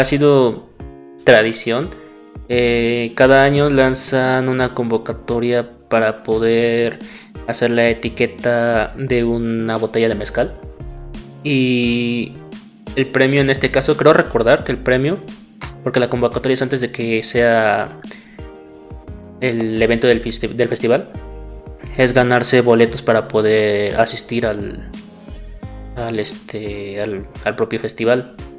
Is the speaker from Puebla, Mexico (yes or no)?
yes; Puebla, Mexico; also born or lived in Morelos; nací en Morelos, pero toda mi vida ha sido en Puebla.